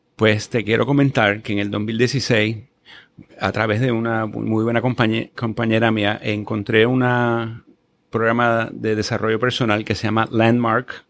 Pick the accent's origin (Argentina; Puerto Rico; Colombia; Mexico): Puerto Rico; Guaynabo; yo crecí en Guaynabo